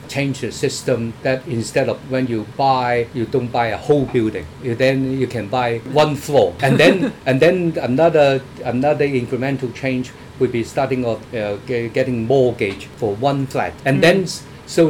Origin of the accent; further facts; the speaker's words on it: Hong Kong; for us, I think for Hong Kong people